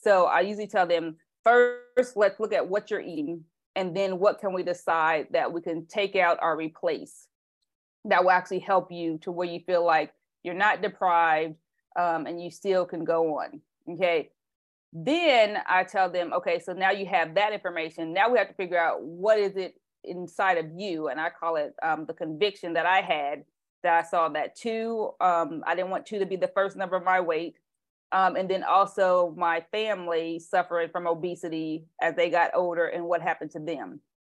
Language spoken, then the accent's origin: English; Indiana, United States; also born or lived in Tennessee; now in California, United States; I'm from Indiana